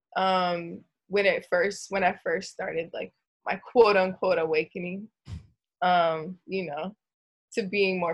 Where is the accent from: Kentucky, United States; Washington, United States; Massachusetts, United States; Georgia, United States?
Georgia, United States; Gainesville; now in Southern California, United States; I'm from Gainesville, Georgia.